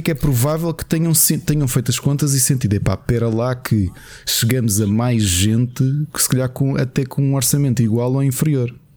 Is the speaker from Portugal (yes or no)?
yes; Portugal; Portugal tem uma população muito envelhecida